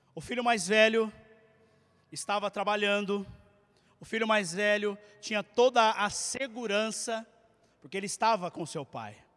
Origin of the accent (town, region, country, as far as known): Brazil; born or raised there